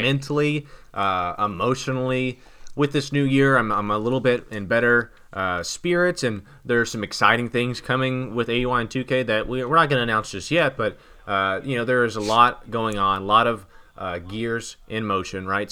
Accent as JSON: {"language": "English", "country": "United States", "said": "I'm an American"}